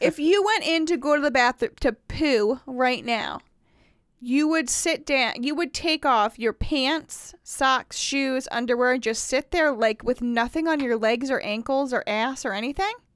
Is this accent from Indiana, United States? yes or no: yes; Indiana, United States; accent: Wisconsin; also born or lived in Wisconsin; I say, "Indiana."